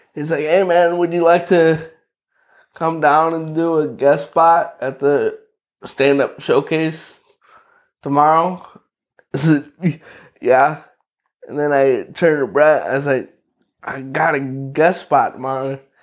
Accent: Knox, Indiana, United States; born or raised there; also born or lived in Valparaiso, Indiana / Lakeville, Indiana

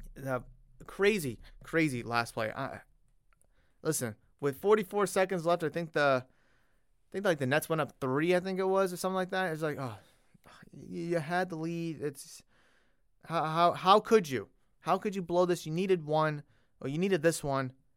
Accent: Massachusetts, United States; I grew up in Massachusetts

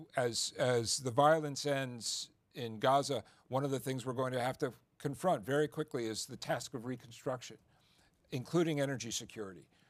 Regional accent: California, United States; my home state of California

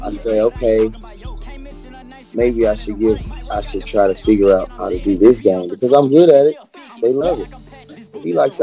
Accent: Birmingham, Alabama, United States; I came from East Lake, Birmingham, Alabama

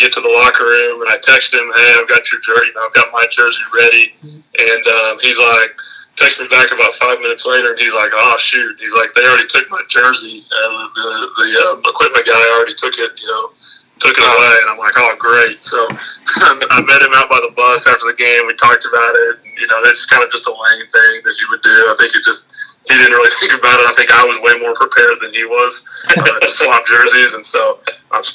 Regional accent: Central Oklahoma, United States; We're both Oklahoma kids. He grew up in Tulsa. I grew up in Central Oklahoma.

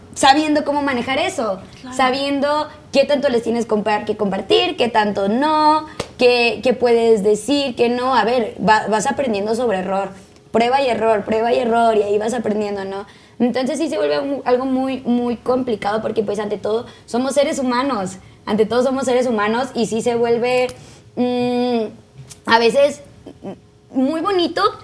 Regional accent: Tijuana, Baja California, Mexico; moved away; Yo soy de Tijuana

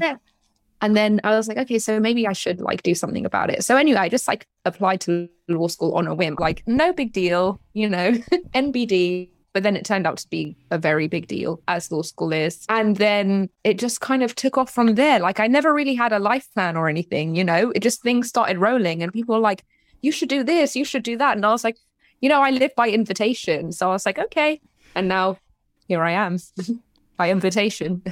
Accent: London, United Kingdom; moved away as an adult; also born or lived in Iran (parents); now in Los Angeles, United States; I was born in London. I, my parents are from Iran

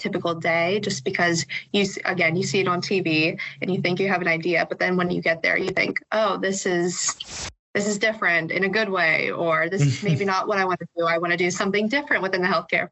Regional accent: DuBois, Pennsylvania, United States; I grew up in Dubois, PA

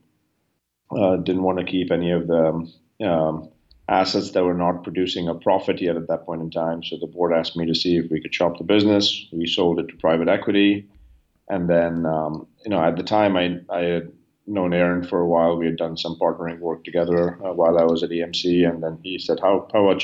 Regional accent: India; moved away as an adult; now in United States; I grew up in India.

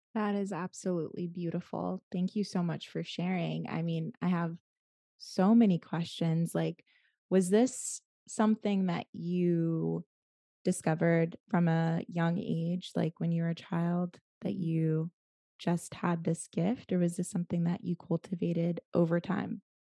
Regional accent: Atlanta, Georgia, United States; moved away; Atlanta, my hometown

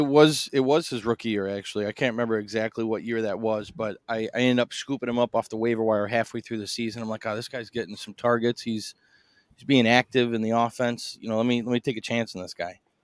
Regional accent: Chicago, Illinois, United States; I'm from Chicago.

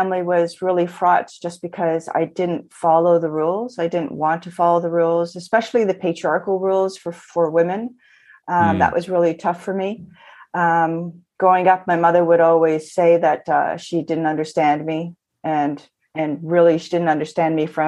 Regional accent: Toronto, Ontario, Canada; I come to you from Toronto. I've been born, I was born and raised here.

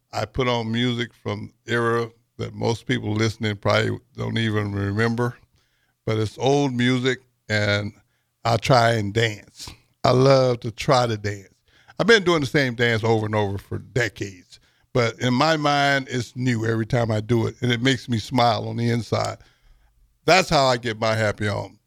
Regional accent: Texas, United States; I'm from Texas

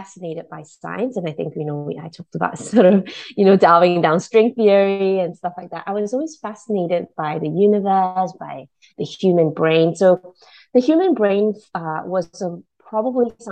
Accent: Malaysia; also born or lived in Singapore; now in New Zealand; I grew up in Malaysia

